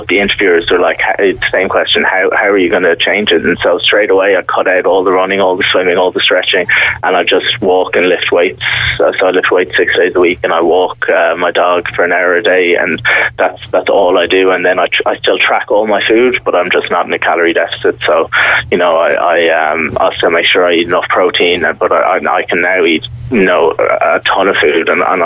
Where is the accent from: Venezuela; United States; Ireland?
Ireland; Mallow, Munster; moved away as an adult; now in Mallorca, Spain; I'm from Mallow.